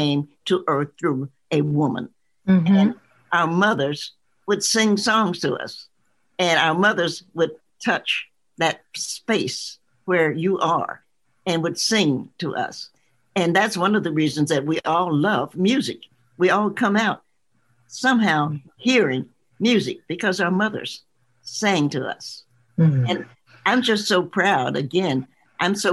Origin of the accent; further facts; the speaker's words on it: the South, United States; I'm a Southerner.